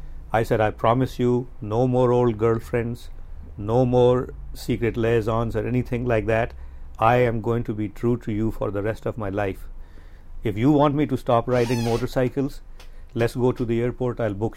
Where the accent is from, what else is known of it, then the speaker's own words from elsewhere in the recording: Los Angeles, California, United States; She said, where are you from? I said, I'm from Los Angeles.